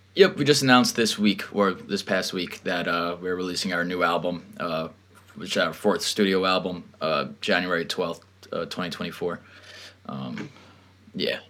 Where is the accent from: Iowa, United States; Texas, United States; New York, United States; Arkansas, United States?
New York, United States; Long Island; born and raised in Long Island, New York